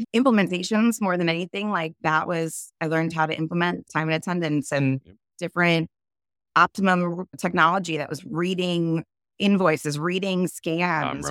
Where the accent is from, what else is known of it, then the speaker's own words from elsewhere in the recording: New York, United States; now in California, United States; I'm originally from New York. I started out there and eventually I landed in oh, California.